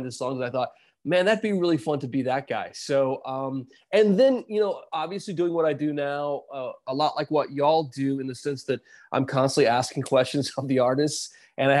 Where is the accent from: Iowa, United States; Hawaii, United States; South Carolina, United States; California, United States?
South Carolina, United States; I grew up in South Carolina